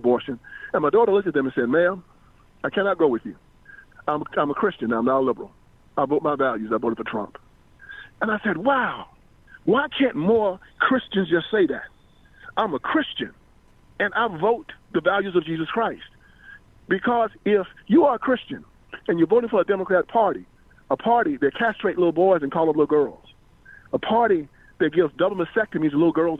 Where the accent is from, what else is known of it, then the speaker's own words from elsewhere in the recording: Brownsville, Tennessee, United States; I am from Tennessee. I'm from Brownsville, Tennessee, actually, right between Jackson and Memphis, small town.